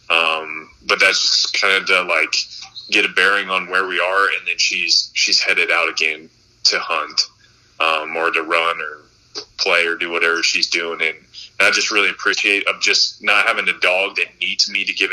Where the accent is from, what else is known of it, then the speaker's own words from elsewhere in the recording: Montana, United States; I grew up in Montana hunting